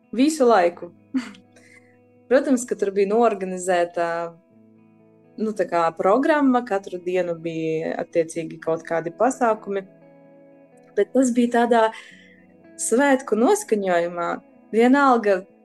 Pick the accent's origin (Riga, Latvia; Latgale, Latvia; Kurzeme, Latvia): Latgale, Latvia; Daugavpils; esmu no Daugopils, šeit esmu piedzimusi. Uh, un pavadījusi lielāko daļu no savas dzīves